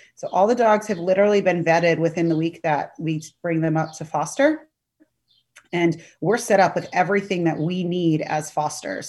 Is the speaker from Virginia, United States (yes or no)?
yes; Sterling, Virginia, United States; also born or lived in Pennsylvania / Alexandria, Virginia; I'm a local to Northern Virginia. I grew up in Sterling, and now I'm in Alexandria